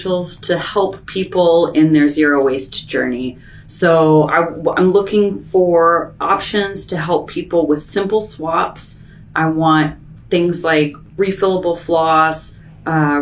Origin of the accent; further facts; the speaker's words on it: Portland, Oregon, United States; moved away as an adult; now in Bellingham, United States; We moved here about 3.5 years ago when my son was born. We're from Portland